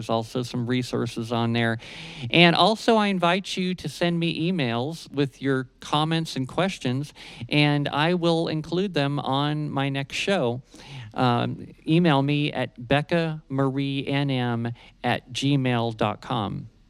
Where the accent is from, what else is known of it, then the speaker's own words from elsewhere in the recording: Ohio, United States; now in New Mexico, United States; he's from my home state of Ohio